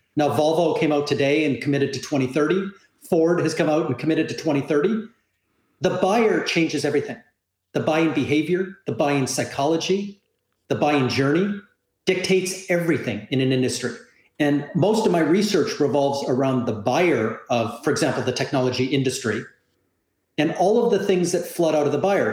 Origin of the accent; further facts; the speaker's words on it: Canada; moved away as an adult; now in South Florida, United States; I'm a Canadian living in Southern Florida